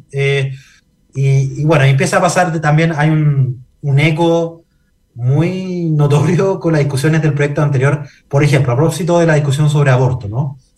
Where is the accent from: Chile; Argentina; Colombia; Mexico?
Chile; el peor lugar para eh, eh, resolver nuestras diferencias identitarias como chilenos y chilenas.